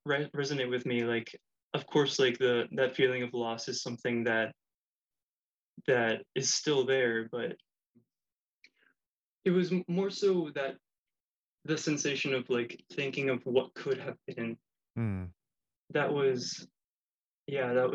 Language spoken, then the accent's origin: English; Miami, Florida, United States; also born or lived in Spain; I was raised in Miami and would live between Miami and Spain, because on holidays we would go to visit family